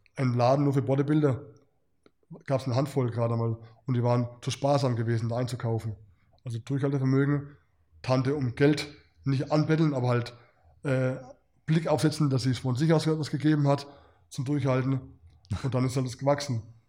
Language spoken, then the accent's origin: German; Germany; mit dem Hintergrund als Deutscher